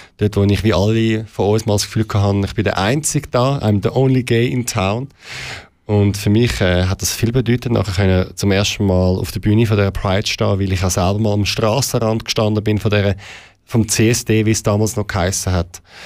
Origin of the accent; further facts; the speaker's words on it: Zurich, Switzerland; Ich bin im Kreis 8 aufgewachsen, in der Stadt Zürich